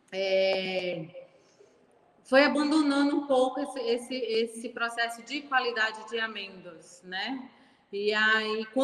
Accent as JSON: {"language": "Portuguese", "town": "Ilhéus", "region": "Bahia", "country": "Brazil", "tie": "born or raised there", "moved": "as an adult", "said": "É, eu sou de Ilhéus, né? Terra do cacau. Sou de família de cacauicultor. Então, eu nasci nas fazendas de cacau, praticamente."}